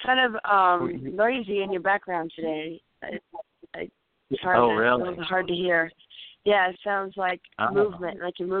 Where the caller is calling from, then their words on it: California, United States; from California.